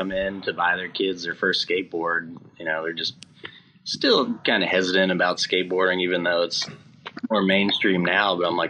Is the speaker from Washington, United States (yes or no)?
no; North Carolina, United States; also born or lived in San Diego; now in Nashville, United States; And I grew up in North Carolina. So when I moved from North Carolina to San Diego